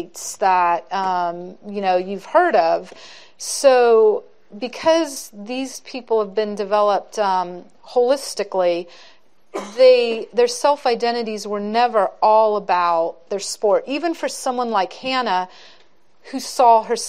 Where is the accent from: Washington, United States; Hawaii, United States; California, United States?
California, United States; Santa Clara; I grew up in Santa Clara in the 70s